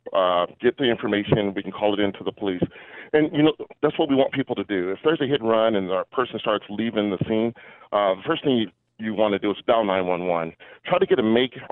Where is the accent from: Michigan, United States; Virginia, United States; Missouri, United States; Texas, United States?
Missouri, United States; St. Louis; I was born and raised in St. Louis